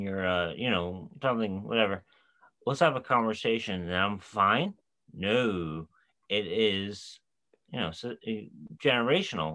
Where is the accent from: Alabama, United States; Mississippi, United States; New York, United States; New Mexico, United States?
New York, United States; we're from New York